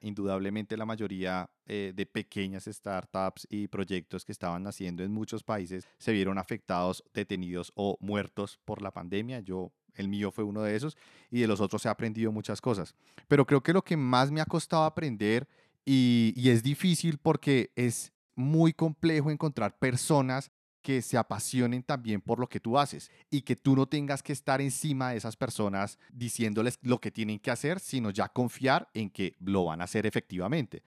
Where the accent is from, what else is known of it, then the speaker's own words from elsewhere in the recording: Colombia; yo soy colombiano